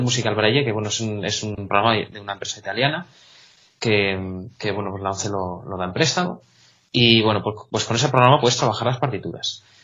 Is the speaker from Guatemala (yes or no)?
no; Salamanca, Castile and León, Spain; moved away as an adult; now in Catalonia, Spain; yo soy de Salamanca